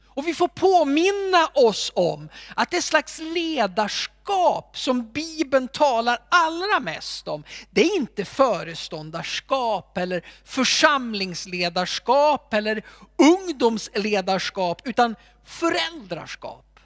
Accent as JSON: {"language": "Swedish", "town": "Alfta", "region": "Gävleborg County", "country": "Sweden", "tie": "born or raised there", "said": "När jag växte upp så hade vi en man i min hemförsamling"}